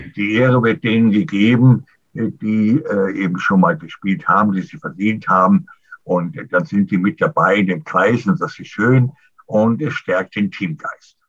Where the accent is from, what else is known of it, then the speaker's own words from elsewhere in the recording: Germany; bei uns in Deutschland